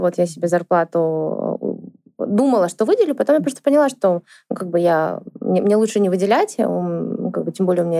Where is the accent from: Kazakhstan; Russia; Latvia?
Kazakhstan; Shymkent; в городе Шимкент, это в, в моем родном городе